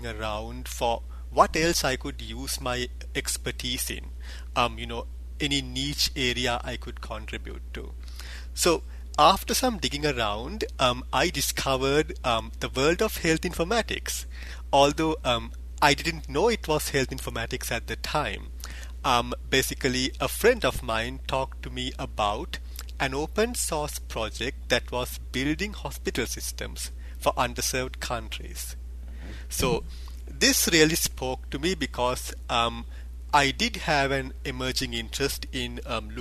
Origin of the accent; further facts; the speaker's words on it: Sri Lanka; moved away; I grew up in Sri Lanka, a small Asian country